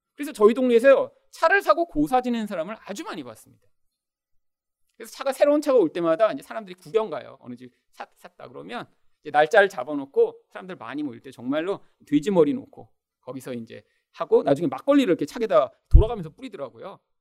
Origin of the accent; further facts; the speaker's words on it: South Korea; 우리는 다 대한민국의 그런 국민으로 태어나서